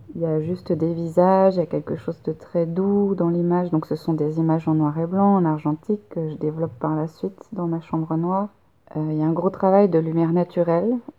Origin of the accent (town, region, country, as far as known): France; moved away as an adult; also born or lived in Poitiers, France; now in Montreal, Canada